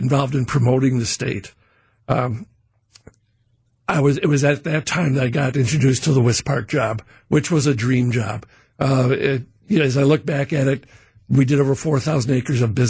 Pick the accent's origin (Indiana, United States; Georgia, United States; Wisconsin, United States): Wisconsin, United States; Horicon; I grew up in Horicon